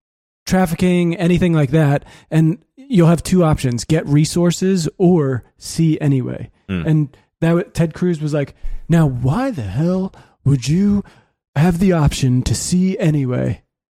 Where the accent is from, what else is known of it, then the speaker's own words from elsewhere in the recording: Singapore; also born or lived in Beijing, China; I'm Singaporean.